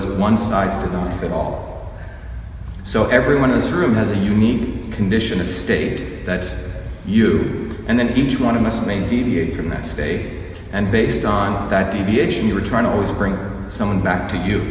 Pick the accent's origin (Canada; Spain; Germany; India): India; moved away; I grew up in India where there was a caste system